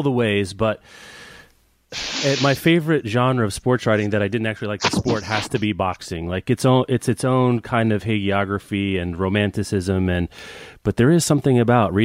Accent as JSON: {"language": "English", "region": "Kansas", "country": "United States", "tie": "born or raised there", "said": "I grew up in Kansas"}